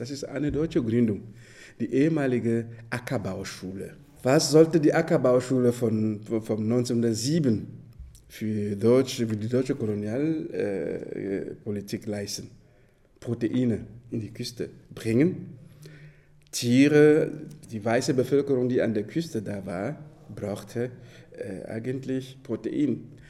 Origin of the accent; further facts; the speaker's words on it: Dschang, West, Cameroon; German is a second language; gerade die Gegend, wo ich herkomme, heißt Chang